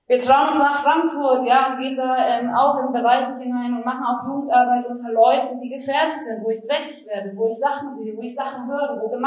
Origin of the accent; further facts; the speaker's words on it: Argentina; now in Berlin, Germany; Ich komme aus Argentinien